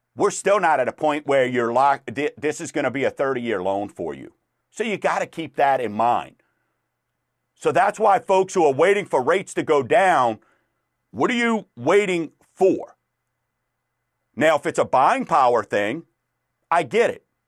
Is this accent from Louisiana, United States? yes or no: yes; Chalmette, Louisiana, United States; I'm from Chalmette